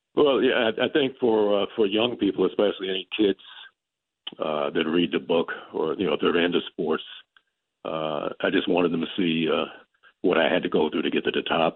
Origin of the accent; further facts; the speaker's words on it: California, United States; moved away as an adult; I grew up in California